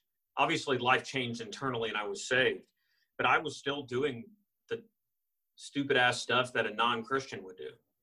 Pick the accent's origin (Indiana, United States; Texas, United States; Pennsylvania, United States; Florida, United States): Texas, United States; Austin; I was born in Austin, Texas.